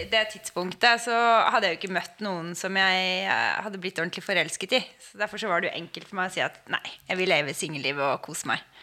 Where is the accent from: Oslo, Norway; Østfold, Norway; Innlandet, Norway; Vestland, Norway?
Oslo, Norway; kommer fra Oslo og bor i Oslo.